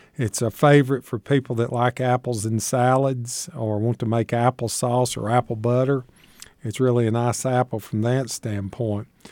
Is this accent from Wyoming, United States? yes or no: no; Shady Valley, Tennessee, United States; I grew up in Shady Valley, Tennessee